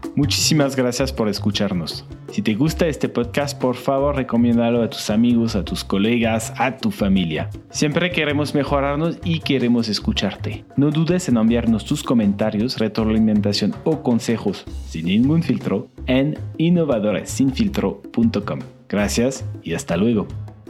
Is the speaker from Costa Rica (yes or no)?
no; France; moved away as an adult; now in Mexico; soy francés, pero llevo 10 años en México